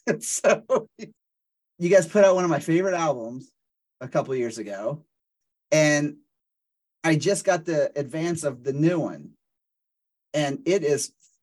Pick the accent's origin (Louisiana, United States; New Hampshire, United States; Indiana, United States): Louisiana, United States; New Orleans; I'm actually from New Orleans. I was born and raised in New Orleans, and so it's kind of more like a Creole French that I'm, you know, that's my ancestry.